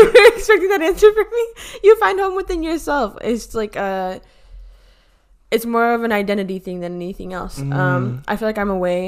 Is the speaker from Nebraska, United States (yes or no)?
no; Miami, Florida, United States; moved away as an adult; now in New York, United States; I was born in Miami. So in all technicalities, like, Miami was where I was raised